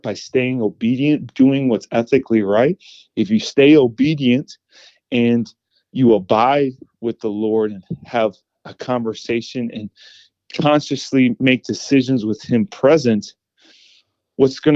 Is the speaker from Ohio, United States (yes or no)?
yes; Cleveland, Ohio, United States; now in Tampa, United States; I'm from Cleveland, Ohio